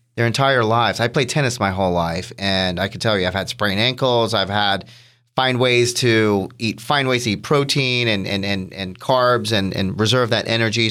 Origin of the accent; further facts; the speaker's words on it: Orlando, Florida, United States; I am from Orlando, Florida, born and raised